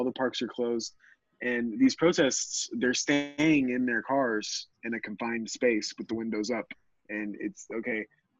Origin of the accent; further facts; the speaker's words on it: Texas, United States; I'm a Texan, so I really don't know anything about Michigan